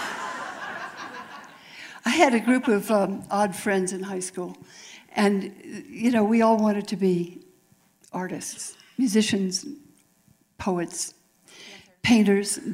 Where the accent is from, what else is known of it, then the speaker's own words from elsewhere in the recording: Palo Alto, California, United States; I was growing up in Palo Alto